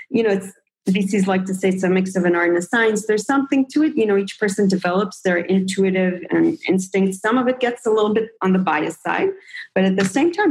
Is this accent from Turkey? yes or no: no; Israel; also born or lived in United States; I grew up like in, I'm an in between person. I grew up in Israel and the US.